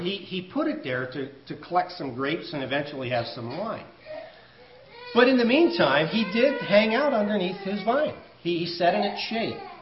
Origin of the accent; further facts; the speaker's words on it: United States; I'm an American